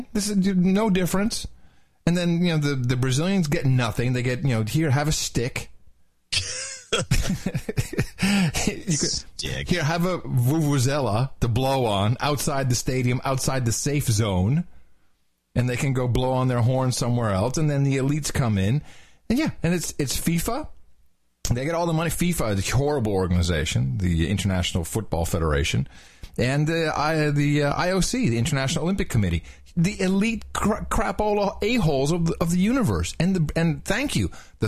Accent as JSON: {"language": "English", "country": "Netherlands", "tie": "born or raised there", "also_born_or_lived": "Belgium", "moved": "yes", "said": "I've lived in Belgium. Ms. Mickey has lived in Belgium. We've both we grew up in the Netherlands"}